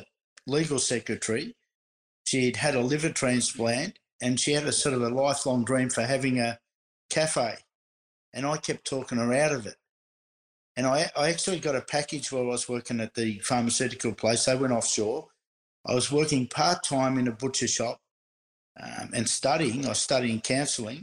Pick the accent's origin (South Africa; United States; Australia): Australia; Bomb Beach, Victoria; I grew up in Bomb Beach in Victoria